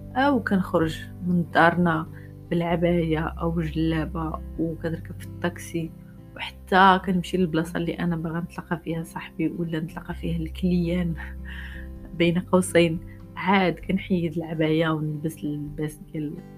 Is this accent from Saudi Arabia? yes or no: no; Morocco; عايشين في المغرب وكبرنا في المغرب